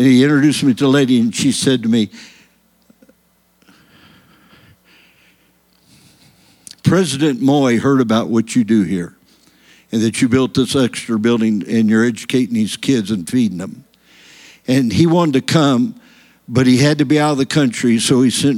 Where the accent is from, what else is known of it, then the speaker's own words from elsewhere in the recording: United States; I came from America